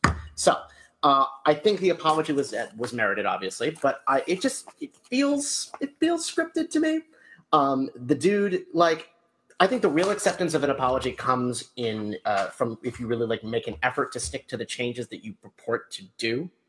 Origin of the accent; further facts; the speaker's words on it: Massachusetts, United States; This comes out of Massachusetts, my home state.